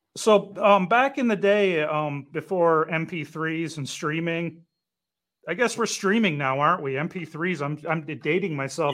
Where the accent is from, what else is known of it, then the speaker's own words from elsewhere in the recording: Detroit, Michigan, United States; I'm from Detroit